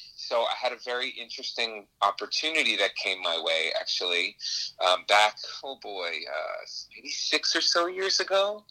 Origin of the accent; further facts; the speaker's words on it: New York, United States; I'm actually originally from New York